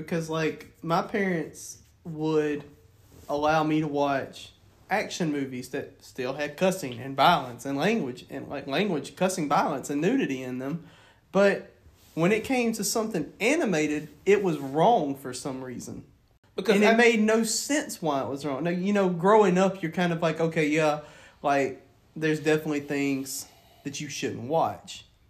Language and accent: English; the Bible Belt, United States; Well, yeah, because we grew up in the Bible Belt, too. Like, the Bible Belt played a major role in how we were brought up, too.